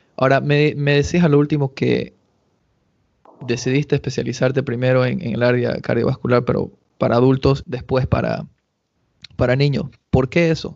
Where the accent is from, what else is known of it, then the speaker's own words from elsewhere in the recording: Cochabamba, Bolivia; also born or lived in Argentina; now in United States; fue el primer campeonato que participé en mi vida en el club municipal en Cochabamba